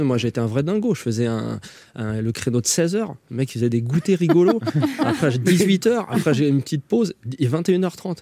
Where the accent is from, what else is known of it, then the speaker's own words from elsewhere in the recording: Saint-Denis, Île-de-France, France; also born or lived in Connecticut, United States; j'ai grandi à Saint-Denis avec des Yougos, des, des, Antillais